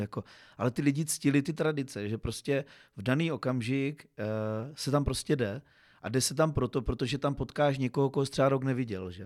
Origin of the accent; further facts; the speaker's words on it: Uherský Brod, Zlín Region, Czechia; byť jsem uherský, z Uherského Brodu, jsem Broďan